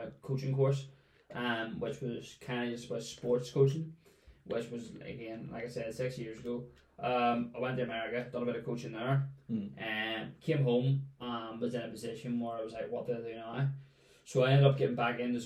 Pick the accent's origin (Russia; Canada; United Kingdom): United Kingdom; Lisburn, Northern Ireland; I'm from Lisburn, which is only up the road from here